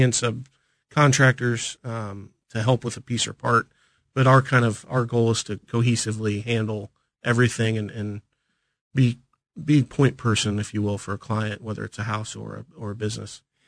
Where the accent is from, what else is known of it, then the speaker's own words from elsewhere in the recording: Smithville, Missouri, United States; also born or lived in Manhattan, Kansas; I grew up in Smithville, north